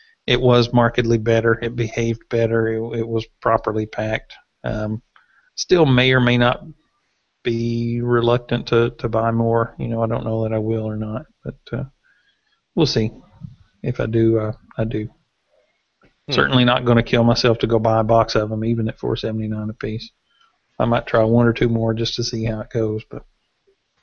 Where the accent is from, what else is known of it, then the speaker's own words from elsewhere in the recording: Tennessee, United States; I got married in 94, but I'm from Tennessee